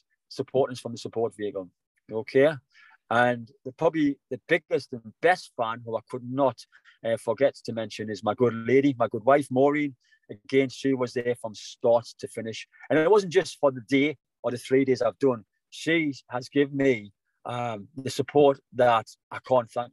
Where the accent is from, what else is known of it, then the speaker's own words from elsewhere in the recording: South Shields, North East England, United Kingdom; coming back my hometown, South Shields